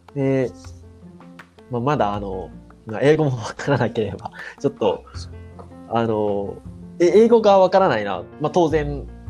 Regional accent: Yokosuka, Kanagawa, Japan; 僕の実家がある市があの神奈川県の横須賀市っていうところなんですけど

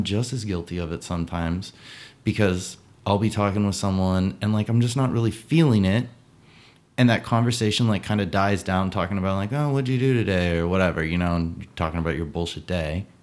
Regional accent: New Hampshire, United States; also born or lived in California; I was born in California, but I was raised in New Hampshire.

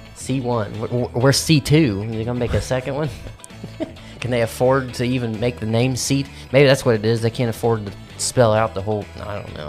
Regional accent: Midwest, United States; I'm a Midwesterner

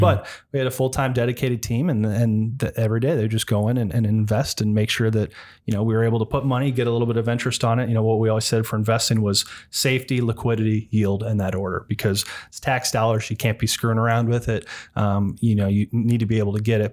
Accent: Ohio, United States; moved away as an adult; also born or lived in Washington, D.C.; I grew up in Ohio

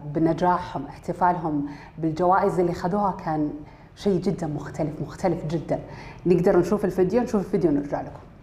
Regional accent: Saudi Arabia; عندنا بالسعودية

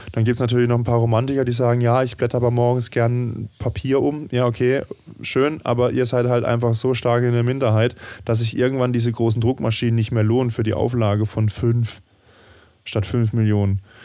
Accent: Southern Germany, Germany; ich bin ja auch im Süden dieser Republik aufgewachsen

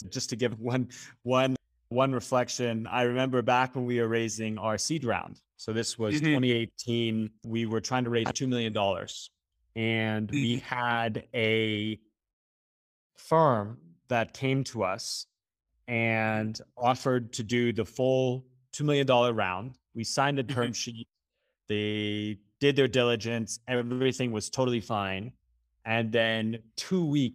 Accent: California, United States; I grew up in California

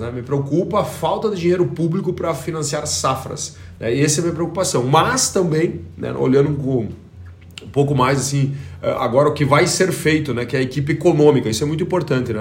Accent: Brazil; nós como brasileiros

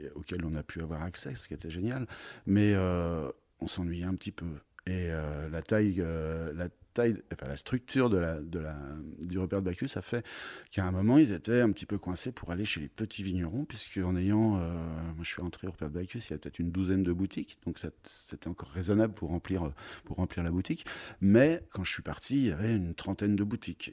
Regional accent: Troyes, Grand Est, France; moved away as an adult; also born or lived in Beaujolais / United States / Paris / Avallon; Je suis originaire de Troyes

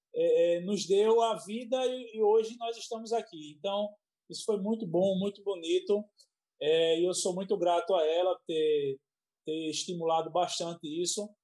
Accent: Pernambuco, Brazil; now in Paraíba, Brazil; Sou pernambucano.

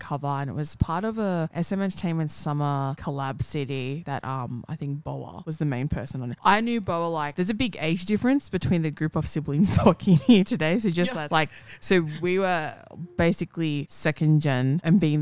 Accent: Sydney, New South Wales, Australia; growing up in Para

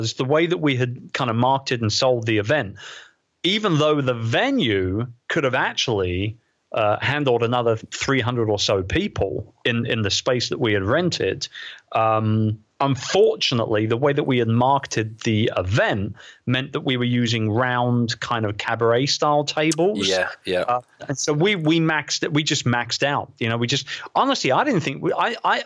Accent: London, United Kingdom; It's holding an event like that in my hometown, in the Queen Elizabeth II Convention Center, right opposite Westminster Abbey

